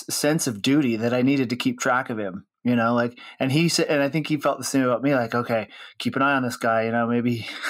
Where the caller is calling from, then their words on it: Salt Lake City, Utah, United States; Well, I'm home sequestered in Salt Lake City, Utah, which is where I live most of the time when I'm not traveling